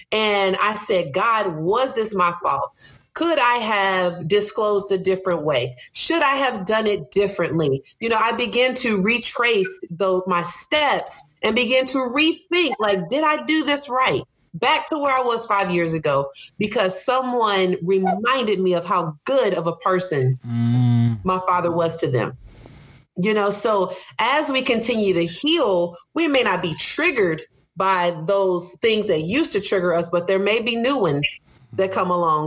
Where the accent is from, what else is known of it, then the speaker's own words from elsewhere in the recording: Charlotte, North Carolina, United States; I grew up in Charlotte.